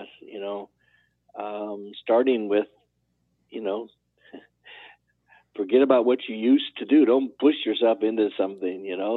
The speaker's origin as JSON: {"language": "English", "region": "California", "country": "United States", "said": "I was from California"}